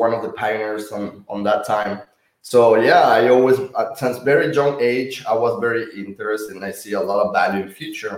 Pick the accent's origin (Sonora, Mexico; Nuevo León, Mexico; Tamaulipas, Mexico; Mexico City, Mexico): Nuevo León, Mexico; Monterrey; moved away as an adult; now in United States; I'm from Monterrey, Mexico. I grew up and born in Mexico, Monterrey. And I moved in when I was 22 years old to United States.